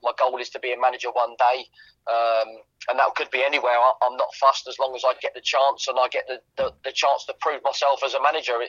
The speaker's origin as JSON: {"language": "English", "town": "Watford", "region": "East of England", "country": "United Kingdom", "tie": "born or raised there", "said": "it was where I grew up."}